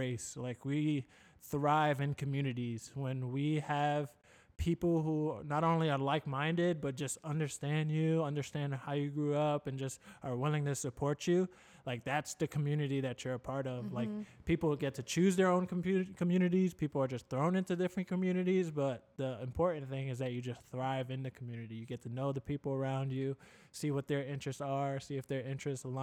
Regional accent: New York City, New York, United States; now in Florida, United States; I grew up in New York City

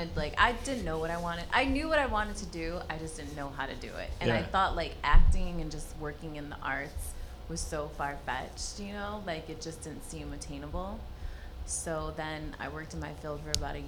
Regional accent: Detroit, Michigan, United States; I'm from Detroit originally, born and raised in Southwest Detroit

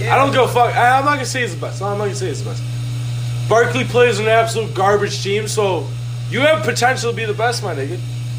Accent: Chicago, Illinois, United States; we come from Chicago

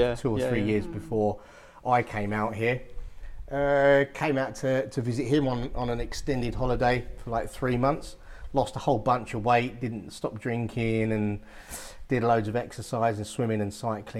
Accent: London, United Kingdom; moved away; also born or lived in Essex; I haven't lived there for about 24 years or something now, so it's a long time. So I probably don't sound like I'm from Essex. East London

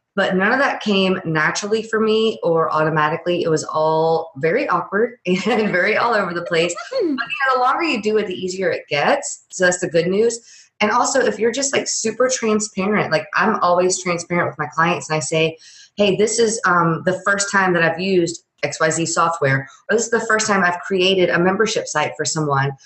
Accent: Louisiana, United States; I'm from Louisiana

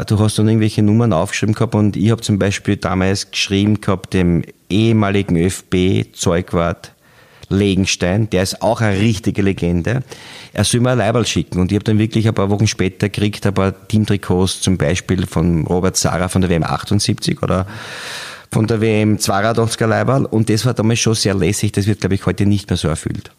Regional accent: Styria, Austria; ich bin aus der Steiermark

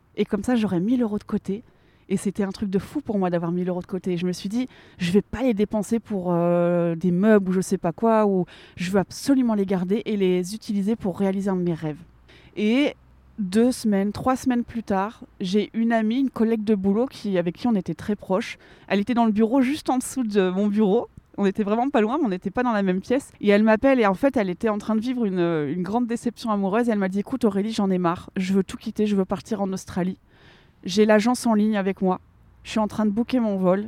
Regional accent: Lille, Hauts-de-France, France; moved away as an adult; also born or lived in Geneva / Thonon-les-Bains; je suis originaire du nord de la France. Euh, j'habitais à Lille.

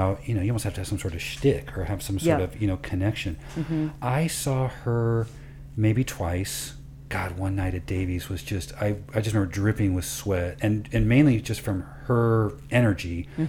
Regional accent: Midwest, United States; is not just that we're from the Midwest

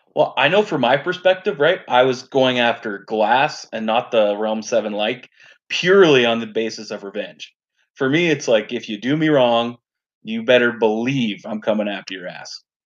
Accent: Canada; I'm a Canadian Dom player

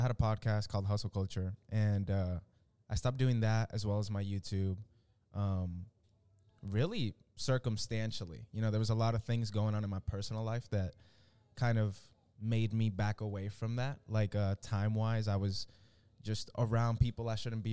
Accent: Dallas, Texas, United States; also born or lived in Venezuela / Miami, Florida; I'm from Venezuela. We moved as a family to Miami when I was like 6. And then we ended up in Dallas at some point. I was like in the 5th grade

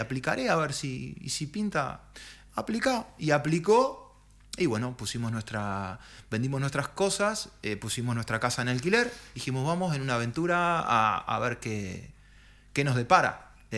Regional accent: Montevideo, Uruguay; moved away as an adult; now in Spain; yo soy montevideano

